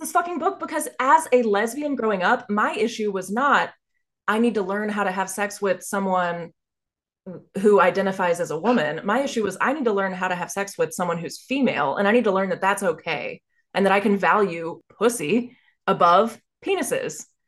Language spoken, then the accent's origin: English; Dallas, Texas, United States; growing up in Dallas, Texas